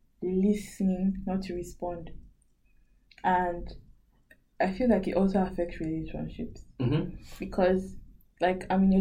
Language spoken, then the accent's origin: English; Nigeria; English is a second language; moved away as an adult; now in Sydney, Australia; Because that in Nigeria, we all speak English.